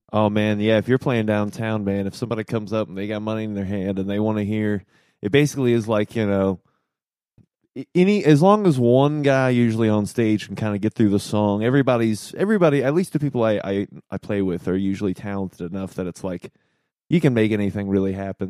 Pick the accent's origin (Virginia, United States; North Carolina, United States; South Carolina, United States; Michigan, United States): Virginia, United States; Norfolk; I'm from Norfolk, Virginia